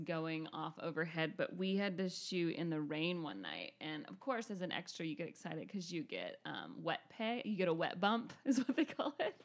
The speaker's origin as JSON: {"language": "English", "region": "North Georgia", "country": "United States", "tie": "born or raised there", "also_born_or_lived": "Northern California", "said": "I grew up in North Georgia, not Atlanta"}